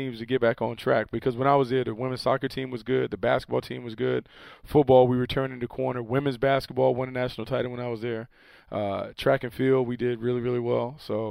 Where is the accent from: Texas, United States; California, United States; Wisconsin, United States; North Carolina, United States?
North Carolina, United States; Raleigh; Growing up in Raleigh, 35 minutes away from Chapel Hill